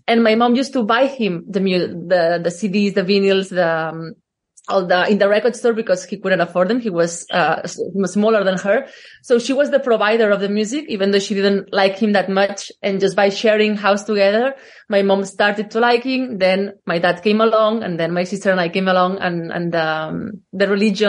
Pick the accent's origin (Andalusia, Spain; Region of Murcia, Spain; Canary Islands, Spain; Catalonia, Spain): Catalonia, Spain; born or raised there; English is a second language